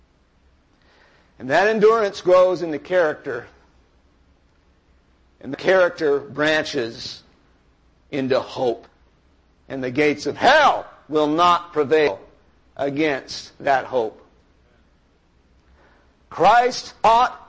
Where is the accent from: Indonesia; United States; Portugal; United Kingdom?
United States; I am an American. I'm a rich American man